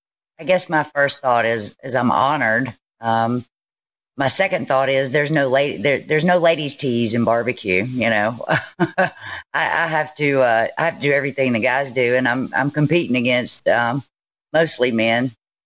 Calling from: Hernando, Mississippi, United States; Hernando, Mississippi.

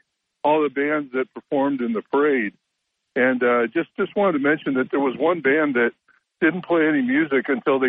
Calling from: Endicott, New York, United States; from Endicott.

